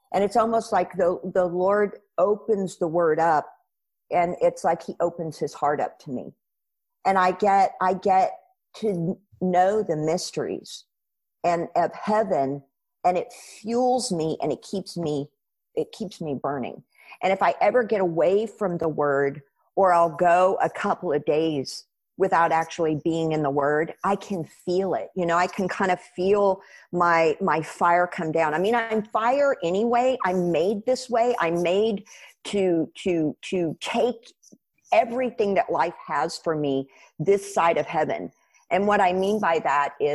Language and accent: English; United States; I'm a Christian because I'm an American